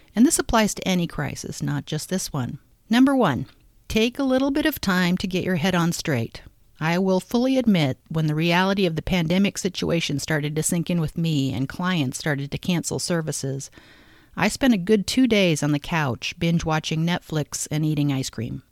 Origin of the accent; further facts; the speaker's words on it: Omaha, Nebraska, United States; my hometown of Omaha